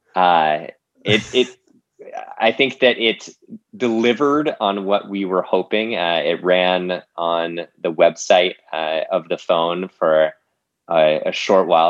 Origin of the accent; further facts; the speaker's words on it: Boulder, Colorado, United States; moved away as an adult; now in Los Angeles, United States; I grew up in Boulder, Colorado, uh, and made my way here to LA.